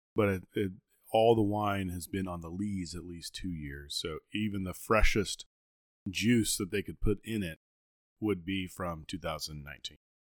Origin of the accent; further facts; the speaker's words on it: the South, United States; we're Southern and we're from the South